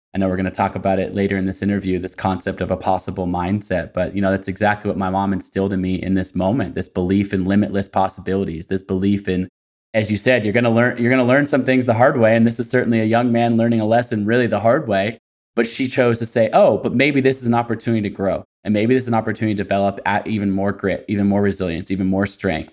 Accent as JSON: {"language": "English", "town": "Portland", "region": "Oregon", "country": "United States", "said": "I'm from Portland, Oregon"}